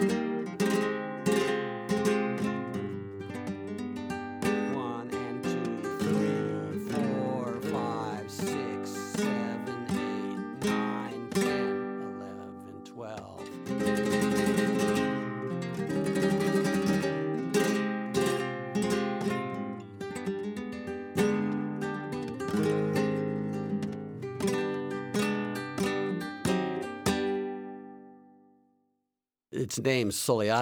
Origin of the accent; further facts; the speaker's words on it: United States; also born or lived in Seville, Spain; having been born here in the United States